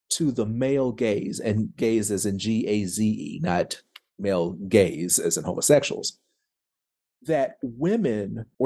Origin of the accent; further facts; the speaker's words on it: the South, United States; I, I am a Southerner.